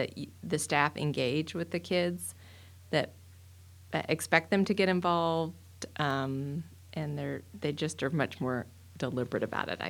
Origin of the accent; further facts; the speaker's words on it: Dallas, Texas, United States; So I grew up in Dallas, and at the time, there wasn't a lot of Catholic school options